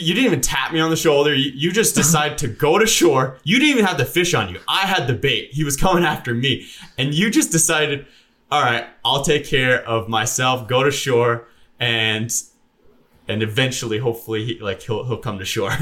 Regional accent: Canada; moved away; I'm Canadian

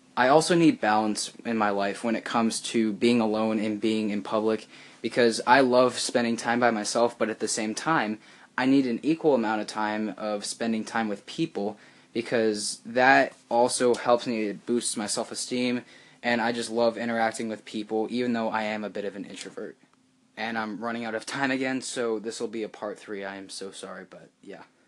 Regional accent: United States; first language English; I am an, uh, a native born American, so English is my first language

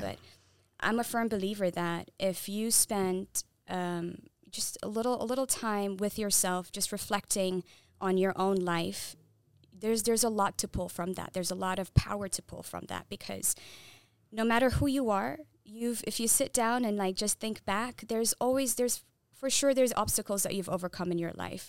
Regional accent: Saudi Arabia; first language Tigrinya; English is a second language; moved away; also born or lived in Eritrea; I was born and raised in Saudi Arabia.

